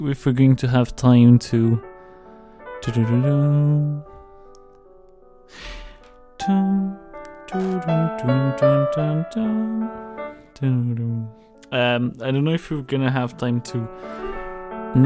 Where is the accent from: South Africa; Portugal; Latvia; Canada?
Portugal; I'm from Portugal